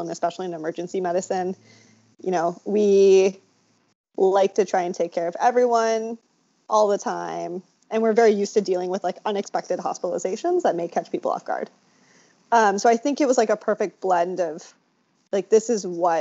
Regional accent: South Dakota, United States; moved away as an adult; now in Providence, United States; I was kind of mostly raised in South Dakota

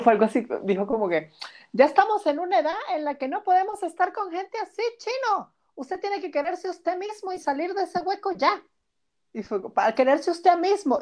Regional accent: Venezuela; como venezolanos

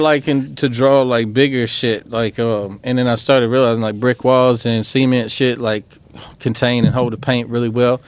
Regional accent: Oakdale, Louisiana, United States; also born or lived in DeRidder, Louisiana; we grew up in Oakdale

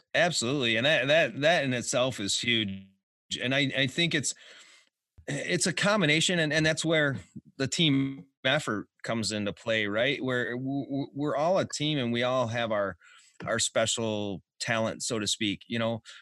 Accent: Detroit, Michigan, United States; I'm from Detroit

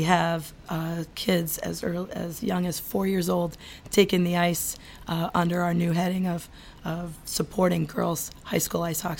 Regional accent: Southern Maine, United States; we had a pond in our backyard growing up in Southern Maine.

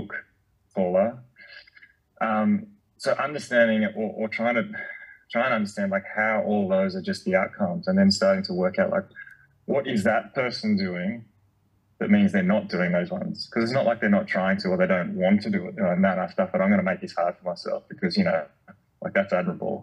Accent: Canberra, Australian Capital Territory, Australia; moved away; growing up in Canberra with the fire trails, and I grew up on a farm

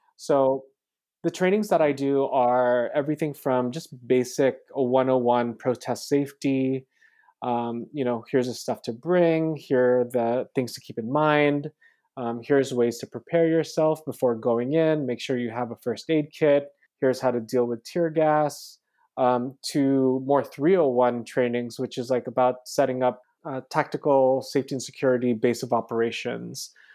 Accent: California, United States; also born or lived in Philippines; growing up in California, I was, like, what, eleven years old during the Loma Prieta earthquake

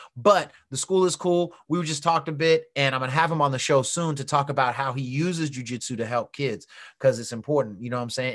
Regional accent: San Francisco, California, United States; I was born in San Francisco

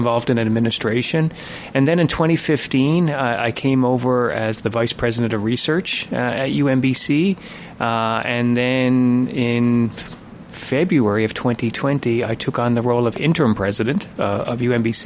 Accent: St. John's, Newfoundland and Labrador, Canada; moved away as an adult; also born or lived in Ireland / Connecticut; now in Prince George, Canada; I grew up in St. John's and did all of my education at Memorial University

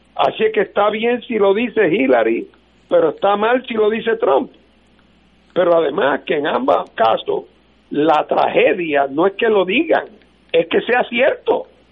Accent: Puerto Rico; éramos una posesión española y nos entregaron como lechón de apeso y ahora somos una posesión de los Estados Unidos

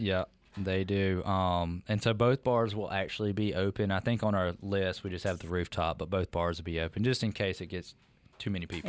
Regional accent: Meridian, Mississippi, United States; I'm from Meridian

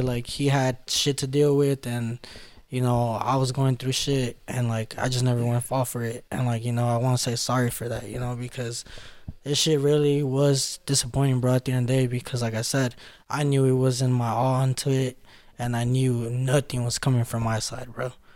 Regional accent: Los Angeles, California, United States; that's where I grew up at in South Central in LA.

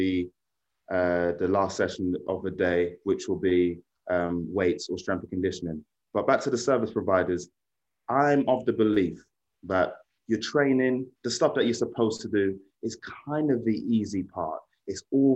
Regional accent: London, United Kingdom; London, my hometown. I grew up watching the stadium being built up through the stages

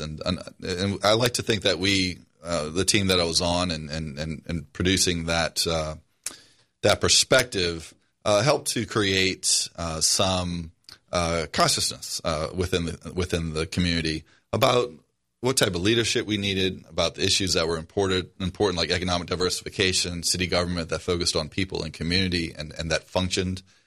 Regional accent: New Orleans, Louisiana, United States; moved away as an adult; I grew up in the Algiers section of New Orleans. I live there now.

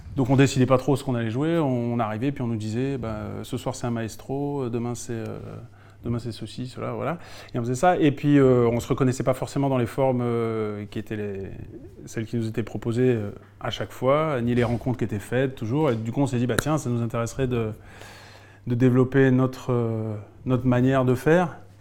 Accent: Alsace, Grand Est, France; moved away as an adult; now in Lyon, France; Je suis alsacien. Mais je vis à Lyon depuis une vingtaine d'années

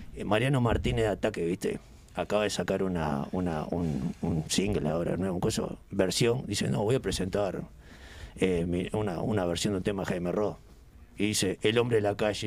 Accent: Uruguay; Somos uruguayos

